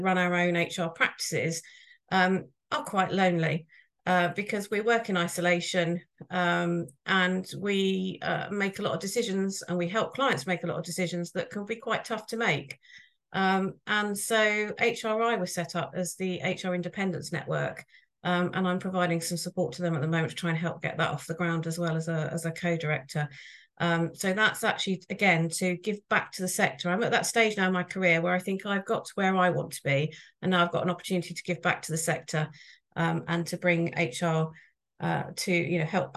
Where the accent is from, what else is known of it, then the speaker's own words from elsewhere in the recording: Billingshurst, South East England, United Kingdom; now in Pulborough, United Kingdom; I emigrated from 5 miles away, so I grew up in Billingshurst